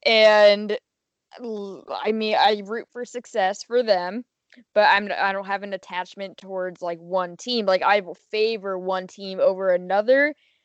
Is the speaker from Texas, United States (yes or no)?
yes; Houston, Texas, United States; born or raised there